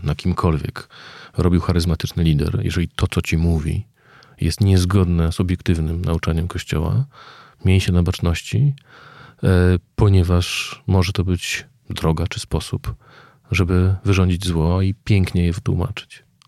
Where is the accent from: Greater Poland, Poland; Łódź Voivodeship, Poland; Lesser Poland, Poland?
Lesser Poland, Poland; Kraków; Ja wychowałem się w Krakowie